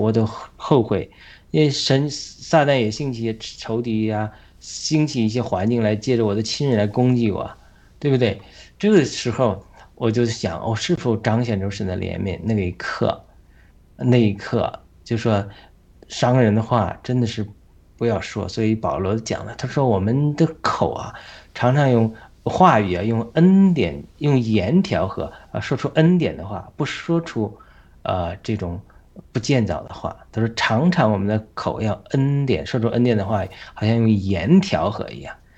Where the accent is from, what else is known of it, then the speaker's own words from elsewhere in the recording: China; 会跟着我们中国人的心灵带上了伤害